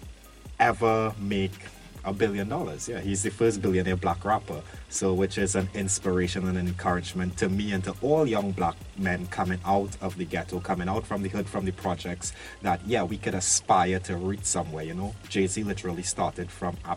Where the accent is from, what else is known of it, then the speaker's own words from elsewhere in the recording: Trinidad & Tobago; now in London, United Kingdom; I'm from Trinidad in the Caribbean.